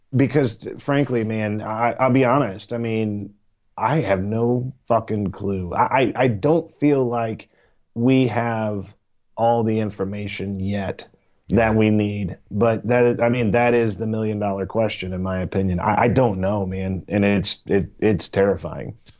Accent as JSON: {"language": "English", "region": "Missouri", "country": "United States", "said": "I am from Missouri. I live in the Show Me State."}